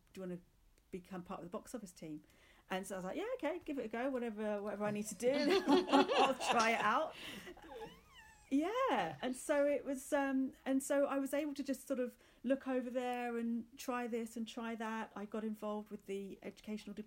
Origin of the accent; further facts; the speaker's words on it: Luton, East of England, United Kingdom; moved away as an adult; also born or lived in London; we grew up in Luton. When I was came to an age that I could leave, I just wanted to move to London